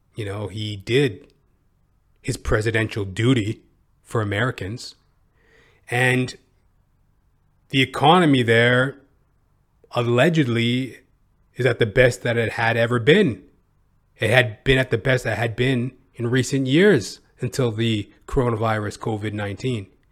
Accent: Canada; I'm a Canadian

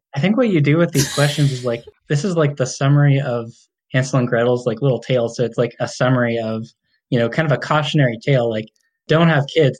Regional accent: Chino, California, United States; now in Fort Collins, United States; I grew up in uh, Chino, like East

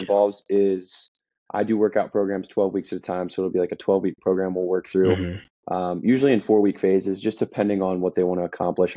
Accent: Maryland, United States; moved away as an adult; also born or lived in South Carolina; I grew up in Maryland, super small town.

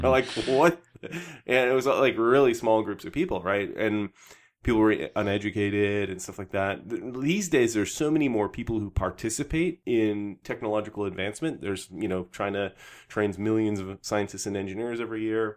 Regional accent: Canada; I was from Canada

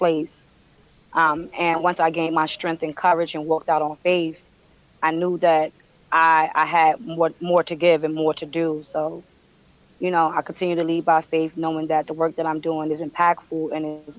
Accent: New York City, New York, United States; I'm born and raised in Brooklyn, Bed-Stuy.

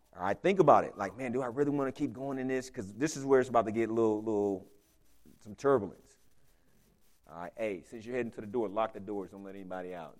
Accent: Houston, Texas, United States; moved away; I'm from Houston

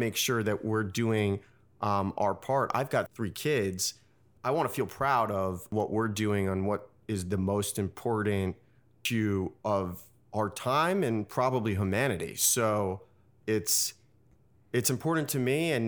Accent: New York City, New York, United States; So I grew up in New York City in the West Village. I went to Colgate University in upstate New York.

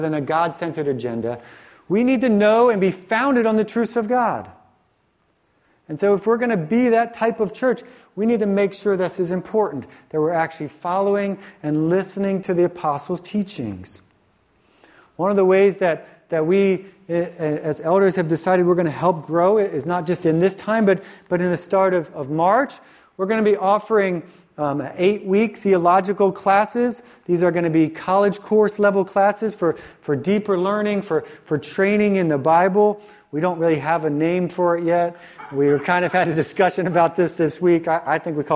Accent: Virginia, United States; moved away; the church that I grew up in the South, when I went to high school in the South in Virginia

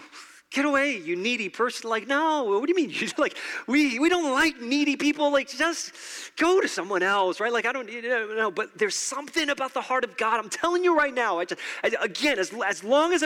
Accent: New York, United States; I'm from New York

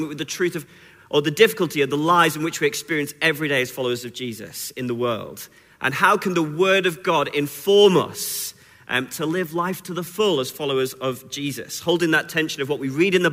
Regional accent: Wigan, North West England, United Kingdom; also born or lived in Sheffield; now in Newcastle, United Kingdom; I'm originally from Wigan

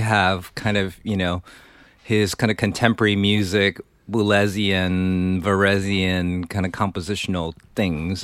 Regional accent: Taiwan; moved away as an adult; also born or lived in New York; Yeah, I grew up in Taiwan. Came here for college.

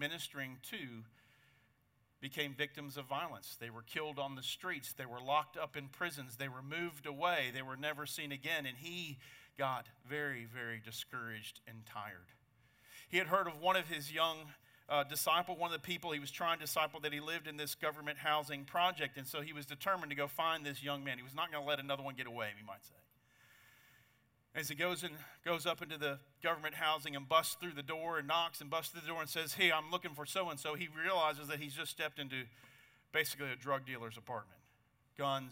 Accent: United States; I'm an American

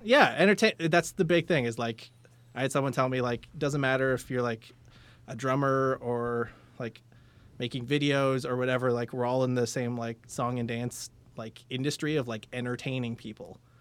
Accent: London, Ontario, Canada; I'm a North End guy

